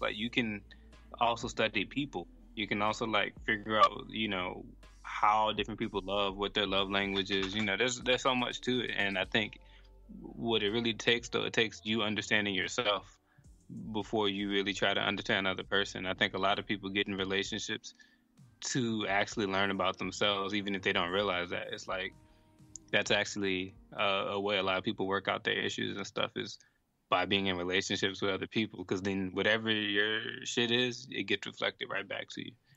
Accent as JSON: {"language": "English", "town": "New Orleans", "region": "Louisiana", "country": "United States", "tie": "born or raised there", "also_born_or_lived": "Boston / New York City", "moved": "as an adult", "lives_now": "Italy", "said": "growing up in New Orleans"}